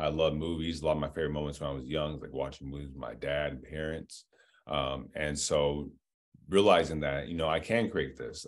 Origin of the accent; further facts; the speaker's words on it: Diamond Bar, California, United States; also born or lived in Los Angeles; I was born in Los Angeles, um, but I grew up in Diamond Bar, California, in the, in, in Inland Empire, about, like, an hour out